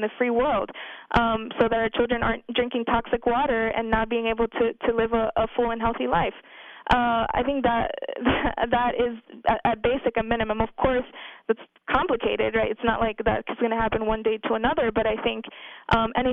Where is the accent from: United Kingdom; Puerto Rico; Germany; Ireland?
Puerto Rico; now in United States; We are being forced to leave our country